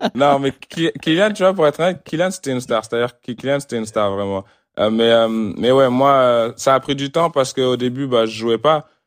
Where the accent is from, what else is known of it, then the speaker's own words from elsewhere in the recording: France; moved away; en tant que Français